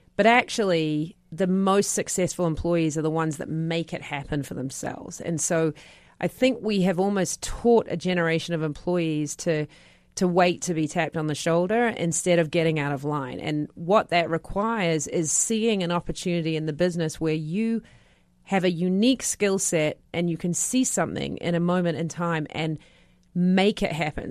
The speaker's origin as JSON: {"language": "English", "country": "New Zealand", "moved": "yes", "said": "I'm a Kiwi."}